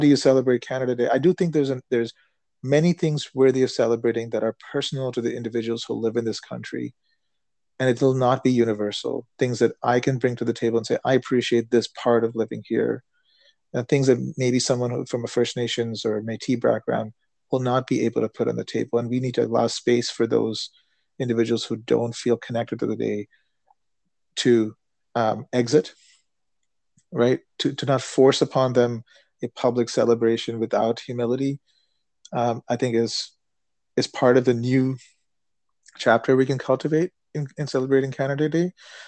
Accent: India; also born or lived in United States; when I reflect on what I experienced growing up in India and growing up in the United States

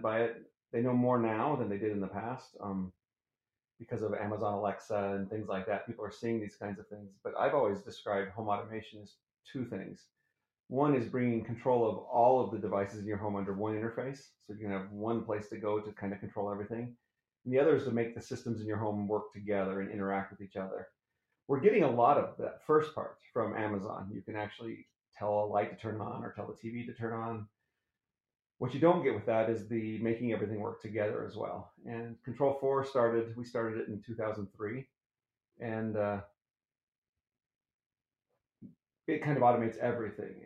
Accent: Colorado, United States; moved away as an adult; also born or lived in Thibodaux, Louisiana; now in Utah, United States; I live here in Utah. I grew up in Colorado in southern Louisiana, a little town called Thibodaux, and came out to Utah to go to BYU

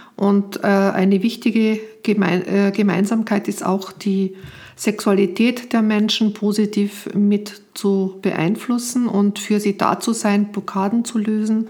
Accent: Austria; moved away; als Österreicherin hier auch am Anfang nicht arbeiten durfte

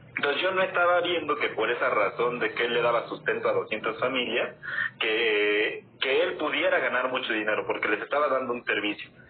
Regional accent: Mexico City, Mexico; soy de la Ciudad de México

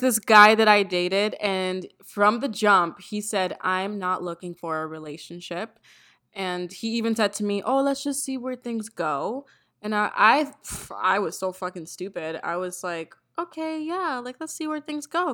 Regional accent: Toronto, Ontario, Canada; I'm from Toronto as well.

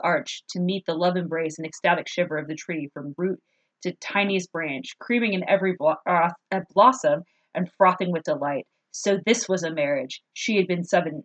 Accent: Southern California, United States; I grew up in Southern California

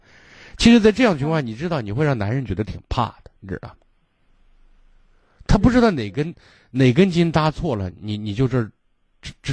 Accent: Shaanxi, China; 就我们陕西人讲架在车子圆的让他让他给你噎呗

